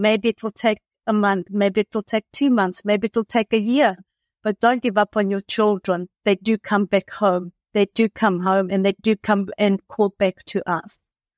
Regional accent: South Africa; moved away; also born or lived in Athens, Greece; I'm originally from South Africa. And we had immigrated to Athens, and I lived there with my family for approximately 30 years.

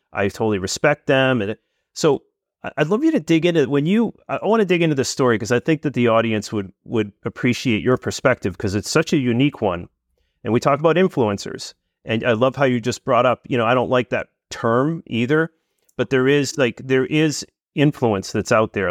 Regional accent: New England, United States; I'm from New England

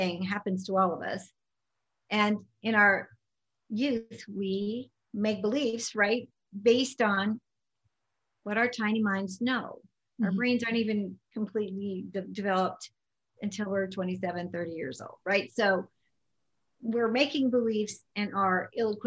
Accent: Las Vegas, Nevada, United States; also born or lived in California; growing up in Vegas

